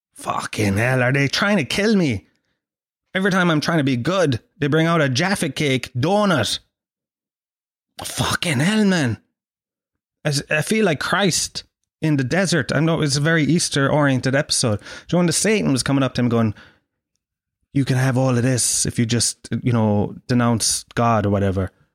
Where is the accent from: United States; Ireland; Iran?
Ireland; I'm from, uh, Ireland